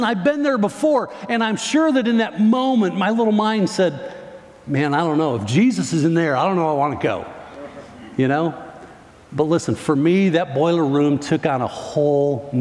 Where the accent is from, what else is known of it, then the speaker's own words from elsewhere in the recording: Northern Illinois, United States; moved away; I grew up in Northern Illinois